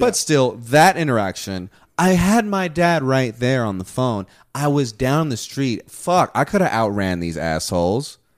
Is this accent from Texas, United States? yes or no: yes; Houston, Texas, United States; first language Spanish; English is a second language; I was born in Houston